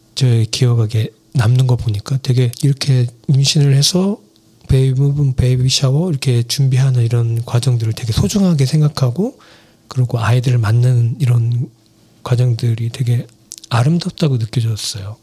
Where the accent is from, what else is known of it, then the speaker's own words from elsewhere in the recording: South Korea; moved away as an adult; now in New Jersey, United States; 저희 한국에서는